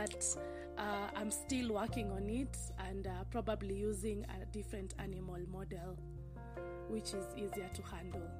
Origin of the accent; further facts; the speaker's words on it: Ngong, Kajiado County, Kenya; I come from Kenya. Specifically Ngong, Kajiado County.